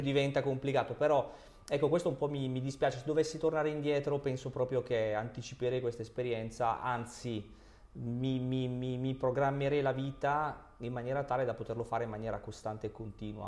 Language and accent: Italian; Basilicata, Italy; Io vengo dalla Basilicata